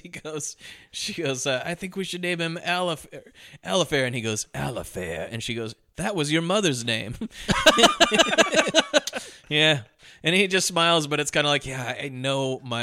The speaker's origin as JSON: {"language": "English", "town": "New Orleans", "region": "Louisiana", "country": "United States", "said": "You know, we're all from New Orleans, so you know the type of guys who are eating light bulbs."}